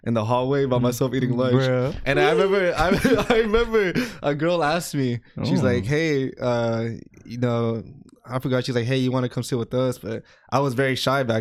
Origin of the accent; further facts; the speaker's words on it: Texas, United States; Our home, Rome, Texas